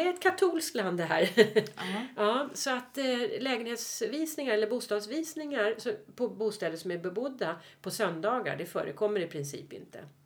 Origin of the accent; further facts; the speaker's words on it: Stockholm, Stockholm County, Sweden; also born or lived in Mallorca; Vi är stockholmare